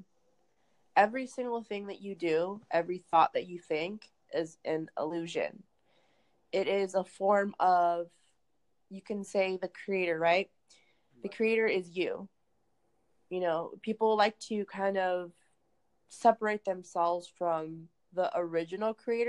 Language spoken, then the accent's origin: English; California, United States; I am from California